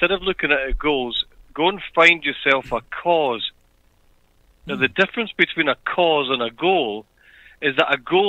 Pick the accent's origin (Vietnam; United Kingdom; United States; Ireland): United Kingdom; Edinburgh, Scotland; now in Australia; I'm not from Australia. I'm from a place called Edinburgh, which is in a country called Scotland